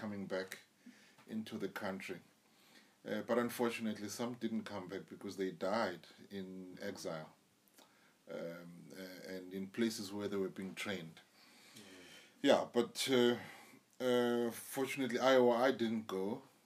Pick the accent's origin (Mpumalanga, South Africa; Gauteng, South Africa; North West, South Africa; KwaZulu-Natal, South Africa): KwaZulu-Natal, South Africa; Durban; I grew up in Chesterville, Road 4